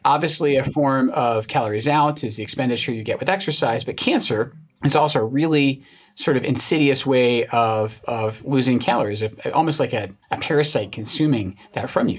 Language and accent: English; Scotland, United Kingdom; moved away; places I grew up in Scotland